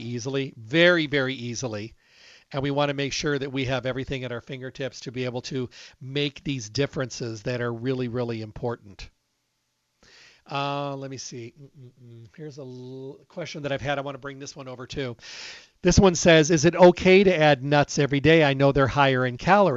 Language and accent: English; Midwest, United States; moved away; I come from the Midwest, as you know, and we have a lot of walnut trees out there